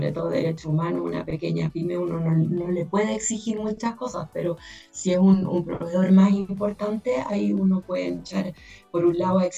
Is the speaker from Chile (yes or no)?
yes; Chile; En Chile somos seis chilenos los que somos partes hombres y mujeres